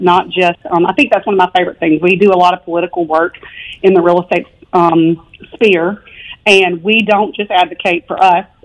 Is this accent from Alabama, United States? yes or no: yes; Theodore, Alabama, United States; moved away as an adult; also born or lived in Florence, Alabama / Prescott, Arizona / Auburn, Alabama; now in Birmingham, United States; I grew up here. I grew up around Mobile in Theodore, Alabama. Moved there when I was four.